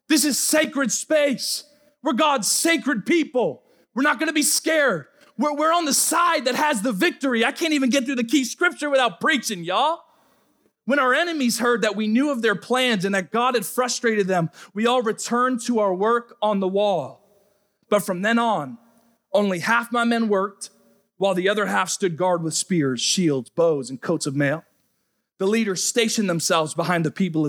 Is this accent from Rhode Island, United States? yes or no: yes; Rhode Island, United States; moved away as an adult; I'm from the Northeast, I'm from Rhode Island